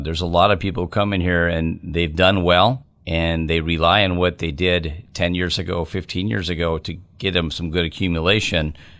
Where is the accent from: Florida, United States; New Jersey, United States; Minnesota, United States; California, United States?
Minnesota, United States; moved away as an adult; now in Wisconsin, United States; I live right over the border in Wisconsin, I grew up in Minnesota